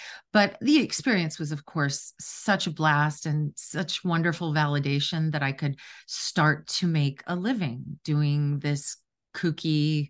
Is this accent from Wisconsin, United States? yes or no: yes; Wisconsin, United States; I was raised in Wisconsin in a real working class family. No one had gone to college in my immediate family.